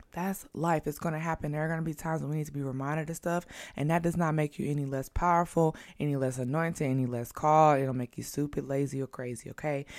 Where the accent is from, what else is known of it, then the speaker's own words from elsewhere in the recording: Midwest, United States; now in New York, United States; And I live in New York. I'm from the Midwest.